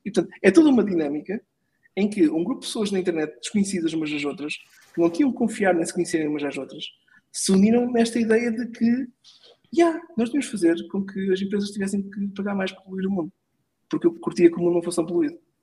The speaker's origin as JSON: {"language": "Portuguese", "country": "Portugal", "also_born_or_lived": "Lisbon", "said": "nós, como portugueses"}